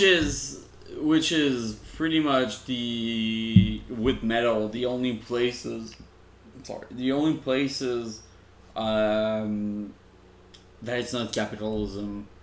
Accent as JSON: {"language": "English", "town": "Laval", "region": "Quebec", "country": "Canada", "tie": "born or raised there", "said": "Laval, which was my hometown."}